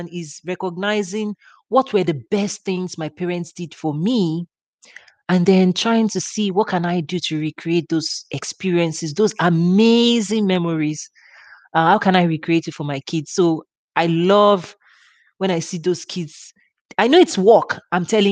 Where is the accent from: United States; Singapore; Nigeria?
Nigeria; moved away; I have very warm memories of growing up in Africa